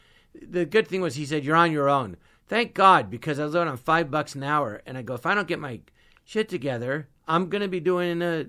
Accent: California, United States; And I grew up in the Valley, you had to drive everywhere, and I just love driving.

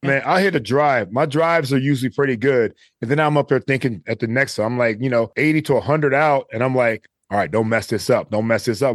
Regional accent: Cleveland, Ohio, United States; moved away; I grew up in Cleveland, Ohio

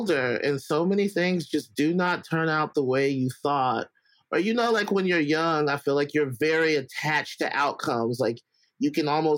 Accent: Alabama, United States; moved away; I grew up in Alabama, so all my family's in Alabama

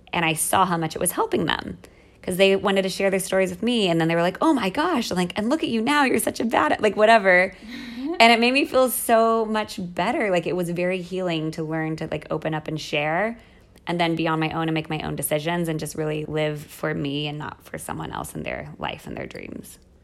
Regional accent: United States; moved away as an adult; also born or lived in Mexico City, Mexico; now in Rome, Italy; as an American

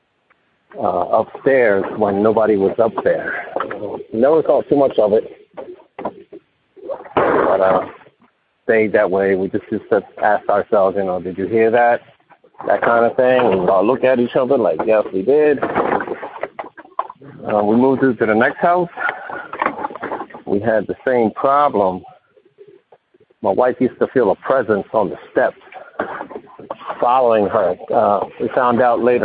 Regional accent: Philadelphia, Pennsylvania, United States; also born or lived in Camden, New Jersey; I'm from Philadelphia, Pennsylvania

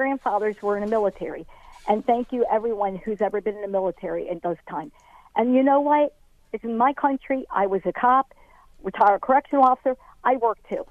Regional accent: Baltimore, Maryland, United States; I'm from Baltimore City

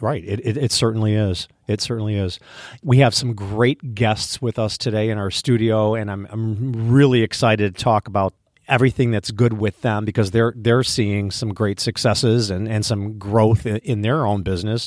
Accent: Midwest, United States; we're from the Midwest

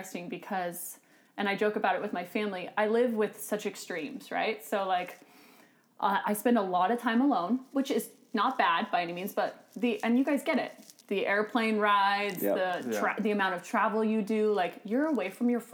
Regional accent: Pacific Northwest, United States; I grew up in the Pacific Northwest

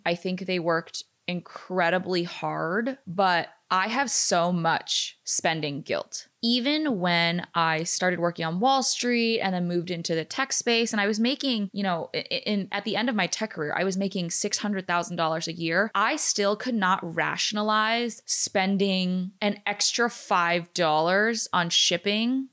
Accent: United States; first language English; I was born in America

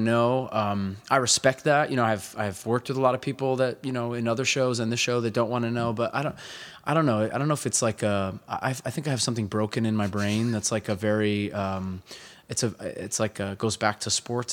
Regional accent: Hudson Valley, New York, United States; I grew up up in the Hudson Valley

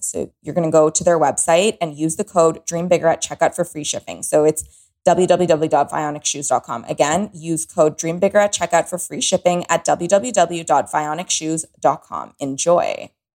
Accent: Toronto, Ontario, Canada; moved away as an adult; now in Los Angeles, United States; I am from Toronto. I have lived only in walking cities. LA is brand new to me.

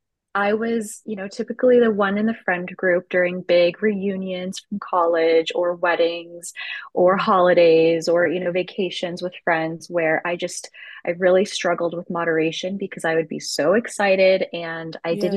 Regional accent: Edmonton, Alberta, Canada; now in Kansas City, United States; I'm from Edmonton, Alberta.

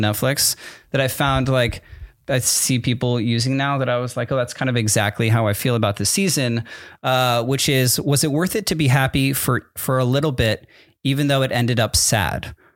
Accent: Connecticut, United States; also born or lived in New Jersey; I was born in New Jer-, New Jersey, moved to Connecticut when I was in the middle of third grade.

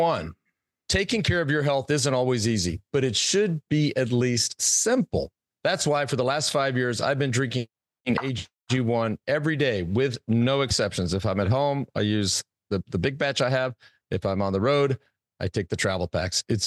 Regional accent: Plano, Texas, United States; I grew up in Plano

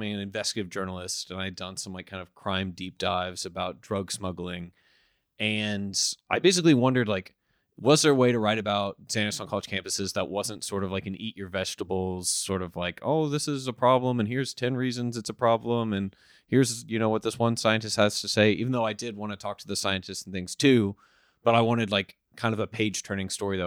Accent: Dallas, Texas, United States; I grew up in Dallas, Texas

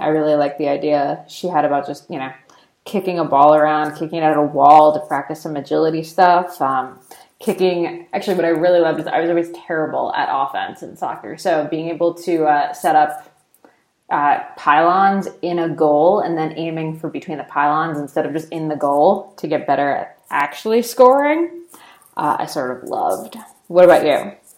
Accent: United States; I'm American

